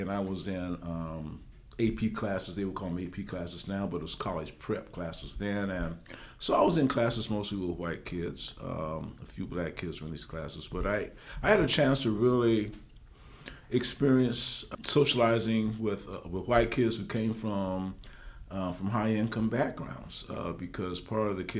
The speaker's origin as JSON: {"language": "English", "town": "San Diego", "region": "California", "country": "United States", "tie": "born or raised there", "lives_now": "Sacramento, United States", "said": "the kind of environment that I grew up in San Diego"}